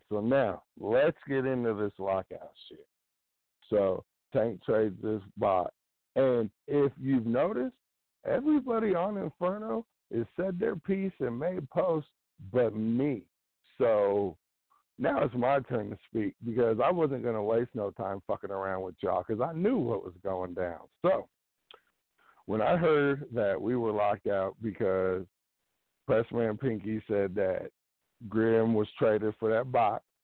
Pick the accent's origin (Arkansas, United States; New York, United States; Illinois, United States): Illinois, United States; also born or lived in Missouri (small town east of Kansas City); now in near Kansas City, United States; I live in, a little small town, about 45 minutes east of KC, originally from Illinois